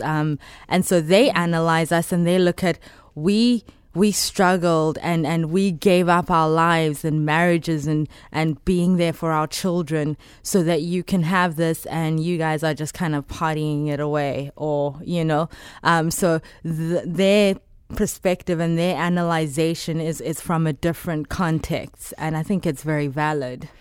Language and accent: English; Johannesburg, Gauteng, South Africa; moved away; I'm from South Africa, Johannesburg